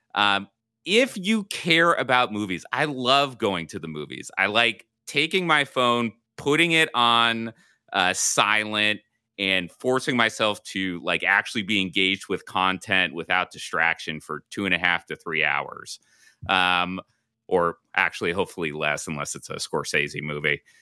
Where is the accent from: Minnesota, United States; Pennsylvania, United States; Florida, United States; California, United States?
California, United States; Southern; moved away